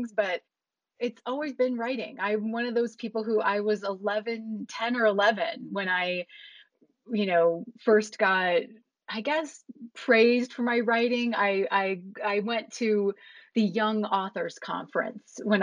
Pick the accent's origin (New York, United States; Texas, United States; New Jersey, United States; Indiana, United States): Indiana, United States; Valparaiso; moved away; I grew up in Indiana in this town called Valparaiso